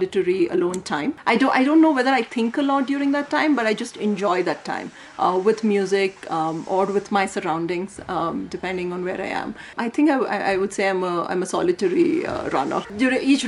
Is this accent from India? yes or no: yes; India; born or raised there